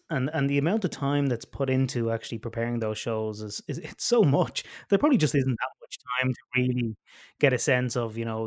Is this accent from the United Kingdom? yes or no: no; Ireland; I grew up in Ireland performing with and teaching bands